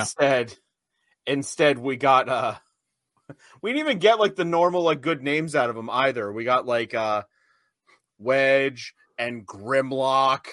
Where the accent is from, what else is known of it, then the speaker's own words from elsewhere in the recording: United States; I'm American.